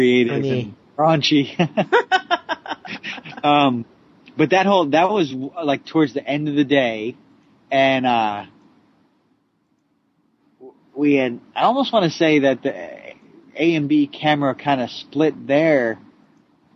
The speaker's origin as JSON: {"language": "English", "region": "New Jersey", "country": "United States", "said": "I'm from Jersey"}